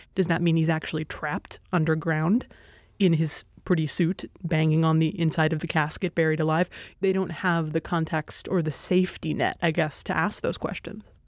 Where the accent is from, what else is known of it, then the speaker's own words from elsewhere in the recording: Hawaii, United States; moved away as an adult; I grew up in Hawaii